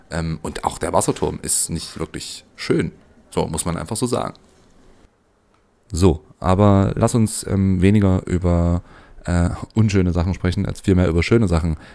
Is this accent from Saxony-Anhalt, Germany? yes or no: yes; Magdeburg, Saxony-Anhalt, Germany; now in Leipzig, Germany; ich komme eigentlich aus Magdeburg. ähm, also für die, die es nicht kennen, ist die Landeshauptstadt von Sachsen-Anhalt.